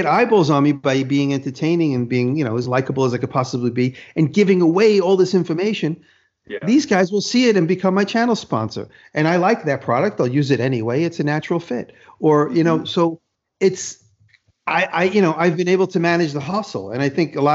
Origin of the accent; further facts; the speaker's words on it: New York City, New York, United States; moved away; I'm from Manhattan.